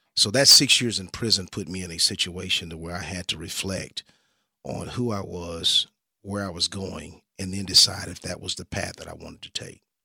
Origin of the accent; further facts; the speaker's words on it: Dallas, Texas, United States; I grew up here in the Dallas-Fort Worth area